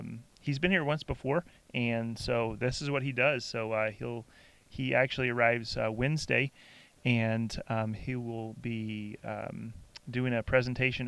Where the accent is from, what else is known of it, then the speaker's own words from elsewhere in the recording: Southeast, United States; growing up in the Southeast